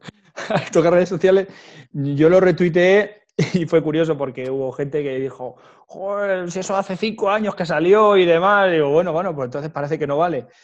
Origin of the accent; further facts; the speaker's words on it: Ciudad Real province, Castilla-La Mancha, Spain; moved away as an adult; estaba en mi pueblo, en Portugal, Ciudad Real